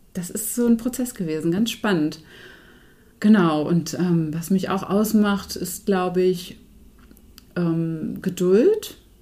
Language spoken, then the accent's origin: German; Herzberg am Harz, Lower Saxony, Germany; Also ich bin Herzberg am Harz aufgewachsen